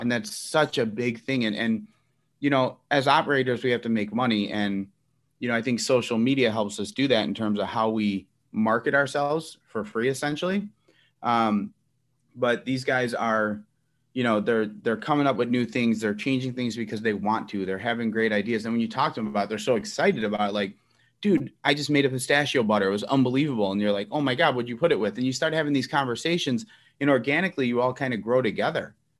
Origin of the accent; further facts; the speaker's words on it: Elmwood Park, Illinois, United States; I grew up in Elmwood Park, uh, very Italian community at the time.